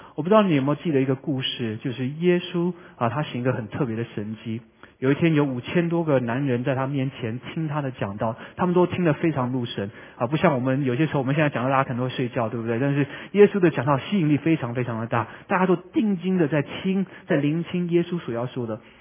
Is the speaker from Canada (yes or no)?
yes; Vancouver, British Columbia, Canada; moved away as an adult; also born or lived in Taiwan; 我是在温哥华长大的， 所以往往会开车回温哥华